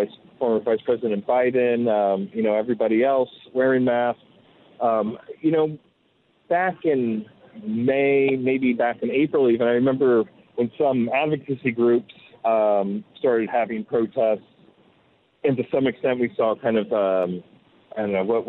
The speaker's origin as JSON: {"language": "English", "region": "New York", "country": "United States", "said": "I'm a New Yorker."}